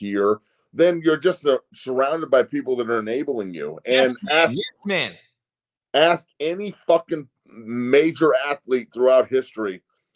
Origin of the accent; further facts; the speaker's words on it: Denver, Colorado, United States; moved away as an adult; in Denver, in my hometown